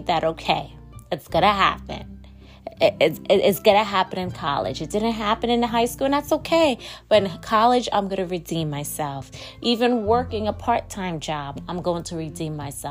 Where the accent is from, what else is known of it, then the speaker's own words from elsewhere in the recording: New York, United States; I am recording from my hometown, New York.